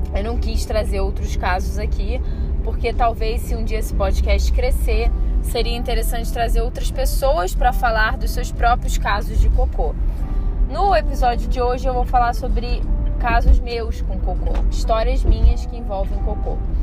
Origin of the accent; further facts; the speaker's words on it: Rio de Janeiro, Brazil; moved away as an adult; now in Brasília, Brazil; quando eu vim morar aqui eu era muito mais carioca